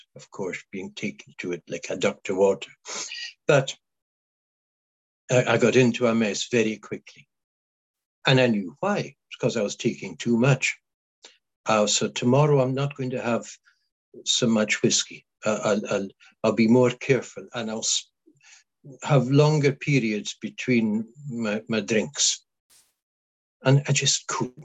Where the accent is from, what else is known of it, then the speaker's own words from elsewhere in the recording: Isle of Skye, Scotland, United Kingdom; first language Scottish Gaelic; English is a second language; I belong to the islands of Scotland, Western Isles of Scotland. I belong to the Isle of Skye.